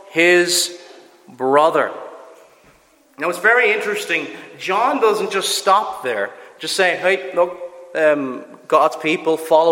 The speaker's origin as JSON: {"language": "English", "town": "Cork", "region": "Munster", "country": "Ireland", "said": "I'm from Cork, I do certain things that are very typical of Cork people"}